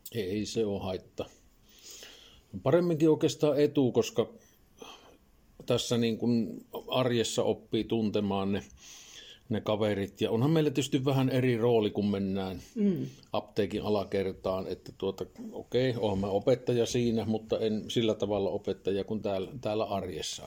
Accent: Laukaa, Central Finland, Finland; now in Lievestuore, Finland; Mä oon Laukaalainen syntyisin tuolta toiselta reunalta pitäjää

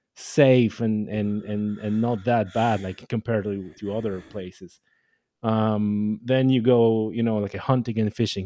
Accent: Poland; English is a second language; moved away as an adult; now in Ireland; I was born in Poland, so I'm Polish. Uh, I only moved to Ireland, you know, number of years ago, fifteen, I guess, at this point. So, it was all in, in, in Poland

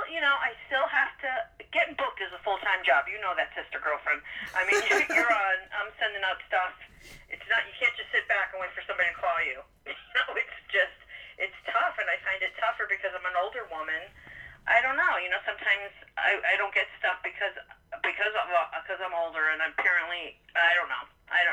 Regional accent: New Haven, Connecticut, United States; now in West Palm Beach, United States; New Haven, Connecticut.

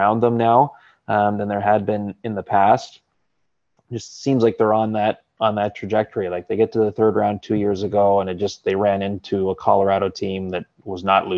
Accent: Campbell River, British Columbia, Canada; my hometown of Campbell River

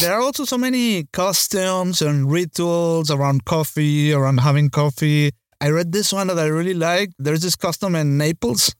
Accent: Venezuela; growing up in Venezuela

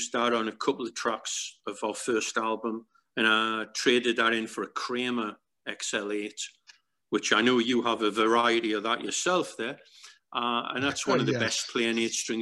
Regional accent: Newcastle upon Tyne, North East England, United Kingdom; our hometown in Newcastle, England

